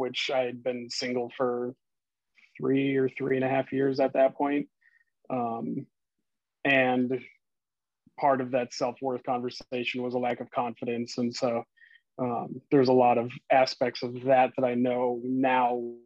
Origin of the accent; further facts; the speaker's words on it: Minnesota, United States; moved away; I'm originally from Minnesota.